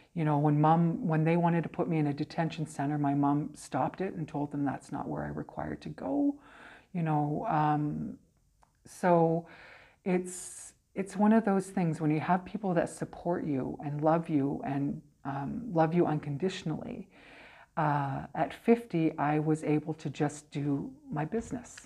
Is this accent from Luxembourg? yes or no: no; Brandon, Manitoba, Canada; also born or lived in Portage la Prairie, Manitoba / United States / Kamloops, British Columbia; So I came to Brandon. I was here when I was about eight. Um, so I've been here kind of uh, uh, off and on.